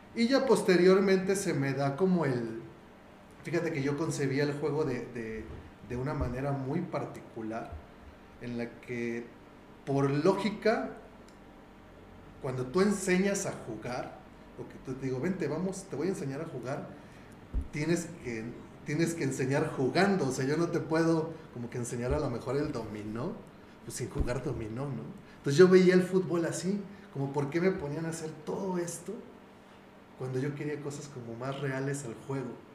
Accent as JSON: {"language": "Spanish", "country": "Mexico", "said": "como buen mexicano"}